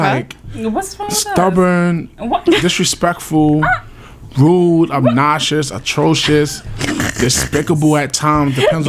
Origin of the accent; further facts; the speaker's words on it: New York City, New York, United States; moved away as an adult; also born or lived in Bronx / Brooklyn; now in New Jersey, United States; I mean, I'm from the Bronx. Grew up in Harlem. Lived in Brooklyn for 7 years. Lived in Flatbush for 4, Canarsie in 3. And then I moved to Jersey.